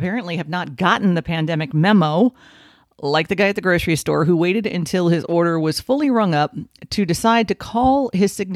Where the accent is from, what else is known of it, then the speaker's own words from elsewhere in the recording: Miami Gardens, Florida, United States; Native South Floridian. Born in Miami specifically. Born and raised in Carroll City